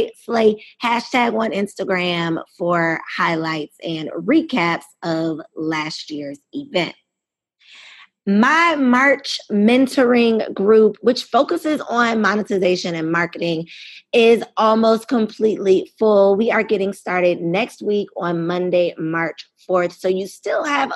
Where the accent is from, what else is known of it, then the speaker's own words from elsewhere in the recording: Chicago, Illinois, United States; moved away as an adult; also born or lived in the American South; I'm from Chicago, and growing up in the cold weather